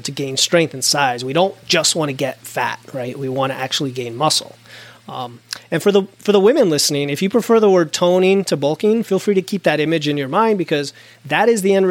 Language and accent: English; United States; I'm an American, so that's my frame of reference